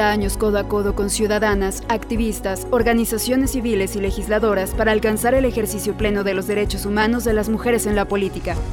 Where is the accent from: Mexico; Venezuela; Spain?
Mexico; Cieneguilla, Guanajuato; yo soy de Cieneguilla, Tierra Blanca, Guanajuato. Yo soy maestra, soy otomí y hablo otomí y florezco.